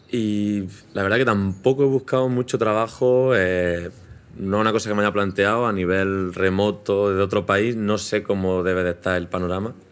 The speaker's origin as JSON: {"language": "Spanish", "country": "Spain", "lives_now": "Madrid, Spain", "said": "nosotros somos españoles, hablamos español"}